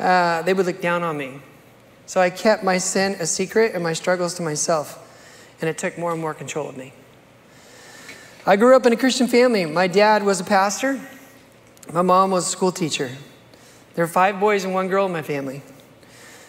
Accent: United States; I grew up here in America

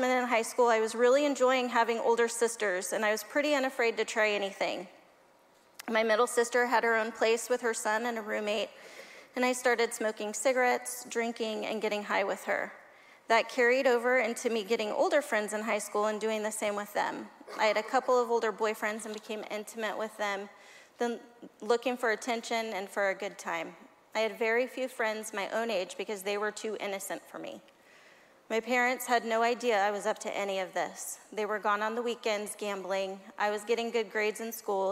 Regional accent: California, United States; also born or lived in Arkansas; We moved to California from Arkansas when I was 4 years old

